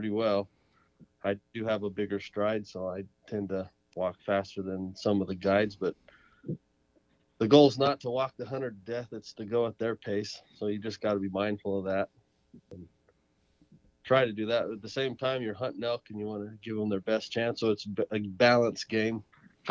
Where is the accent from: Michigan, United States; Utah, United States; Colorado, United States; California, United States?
Colorado, United States; San Luis Valley; now in New Mexico, United States; I grew up in the San Luis Valley in Colorado, in South Central Colorado.